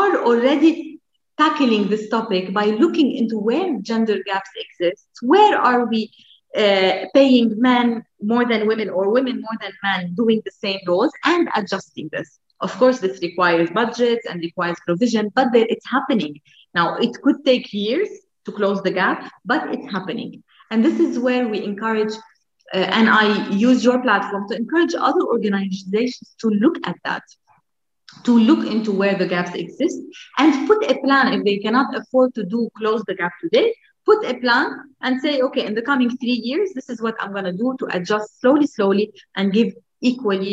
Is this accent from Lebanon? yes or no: yes; Lebanon; moved away; in Lebanon, my home country